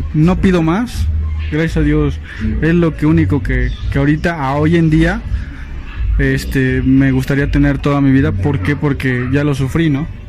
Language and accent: Spanish; Tampico, Tamaulipas, Mexico; moved away; also born or lived in Misiones de San Francisco; tuve que ir a la ciudad de Tampico Tamaulipas que yo soy de bueno soy de allá este tuve que ir a, mi ciudad natal